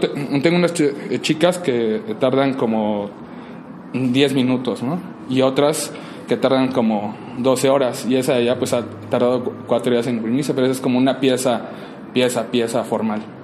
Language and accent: Spanish; Mexico; los mexicanos nos desarrollamos con nuestro entorno actual en la ciudad